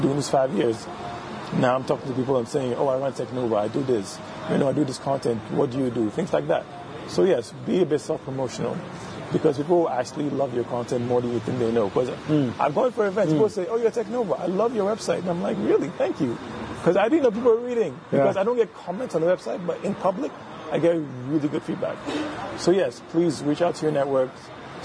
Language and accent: English; Ghana; the Ghanaian side